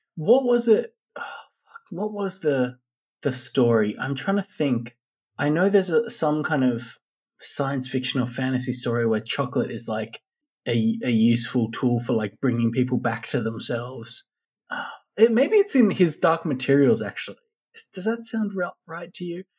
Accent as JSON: {"language": "English", "country": "Australia", "tie": "born or raised there", "said": "people our age growing up in Australia in like the 90s, the early 90s"}